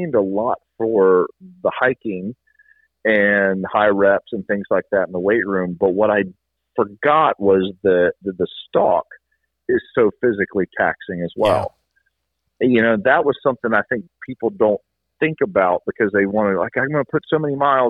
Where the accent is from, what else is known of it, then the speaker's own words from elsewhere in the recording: South Carolina, United States; I'm from South Carolina